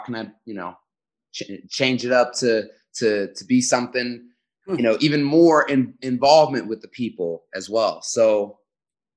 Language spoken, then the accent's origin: English; Chicago, Illinois, United States; I grew up in Chicago